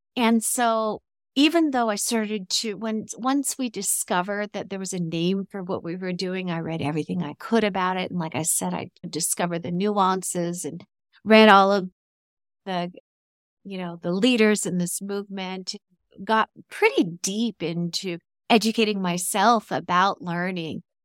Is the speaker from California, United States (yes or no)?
yes; California, United States; moved away as an adult; now in Mexico; we're from California